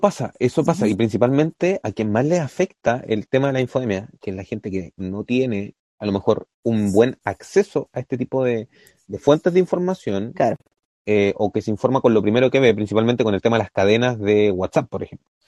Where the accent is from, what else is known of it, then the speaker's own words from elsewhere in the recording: Chile; nosotros como chilenos